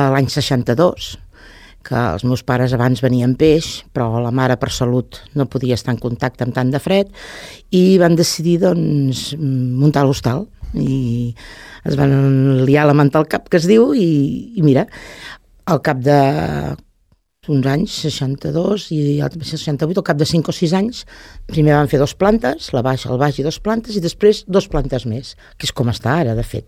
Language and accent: Catalan; Lloret de Mar, Catalonia, Spain; born or raised there